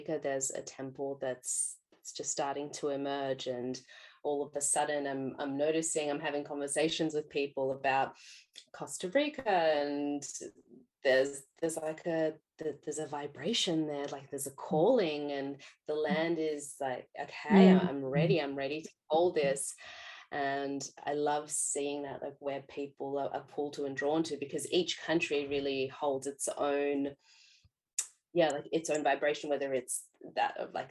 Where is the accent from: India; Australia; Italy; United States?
Australia